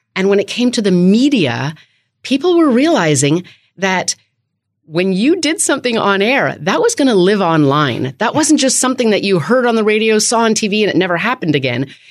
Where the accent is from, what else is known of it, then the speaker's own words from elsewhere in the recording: Canada; also born or lived in Winnipeg, Manitoba; now in Washington, D.C., United States; I am from Canada